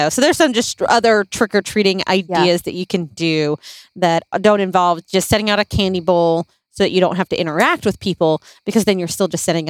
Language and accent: English; Philippines; moved away; when we grew up in the Philippines when I was younger